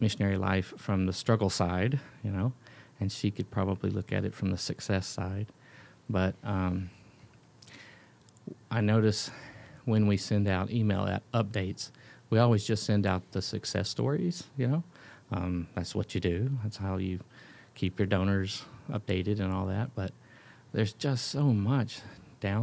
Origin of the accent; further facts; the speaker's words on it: the South, United States; moved away as an adult; now in Ethiopia; growing up in the South in church life